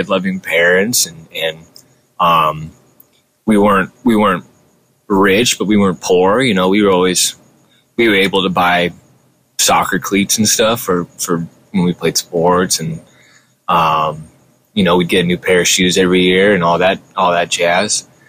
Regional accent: Whittier, California, United States; also born or lived in Orange County, California / Bay Area, California; I was born in Whittier. Whittier. And lived there for most of my preteen years. And then I moved to Orange County in middle school. And I was there until the end of high school. So 50-50, I'd say.

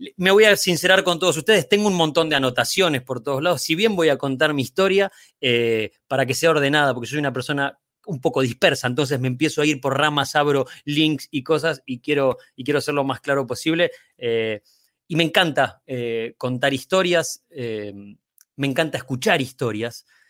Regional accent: Bahía Blanca, Buenos Aires Province, Argentina; now in Buenos Aires, Argentina; nací en Bahía Blanca

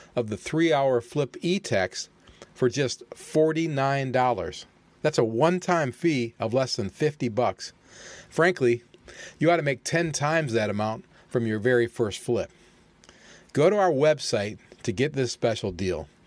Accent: United States; I'm an American, and I'm pro-America

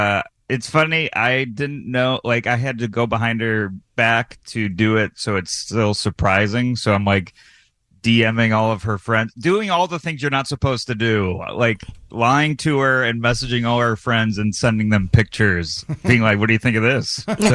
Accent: Syracuse, New York, United States; also born or lived in Astoria, Queens, New York City; now in New York City, United States; I'm from Syracuse, but I live in New York City now.

